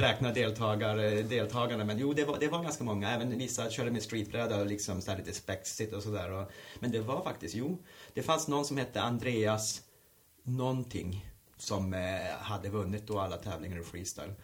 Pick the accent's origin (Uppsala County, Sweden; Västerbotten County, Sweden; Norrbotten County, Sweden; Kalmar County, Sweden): Norrbotten County, Sweden; Luleå; moved away as an adult; now in Stockholm, Sweden; på bostadsområdet Hertsön där jag växte upp